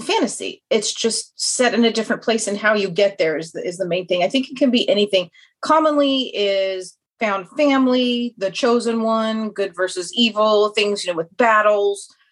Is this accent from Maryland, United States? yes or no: no; Kansas, United States; accent: Kansas twang; moved away as an adult; now in Austin, United States; I'm originally from Kansas, so I have the nice Kansas twang, but I'm currently in Texas